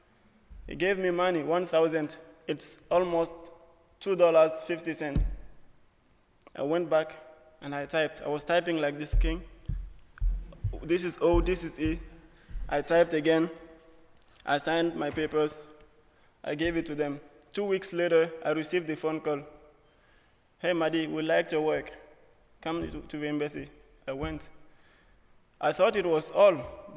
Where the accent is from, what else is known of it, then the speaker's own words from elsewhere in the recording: Burkina Faso; moved away as an adult; now in United States; I'm from Burkina Faso, West Africa.